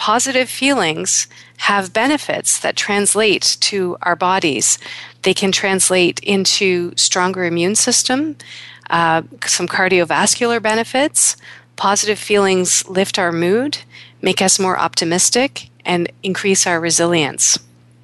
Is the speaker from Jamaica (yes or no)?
no; Kingston, Ontario, Canada; also born or lived in Toronto; When I was 9 years old, we moved from Toronto to Kingston with our new family